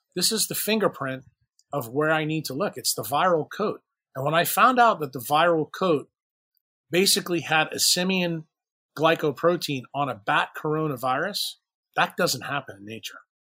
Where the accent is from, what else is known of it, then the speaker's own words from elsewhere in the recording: New York City, New York, United States; now in New Orleans, United States; I'm also from New York City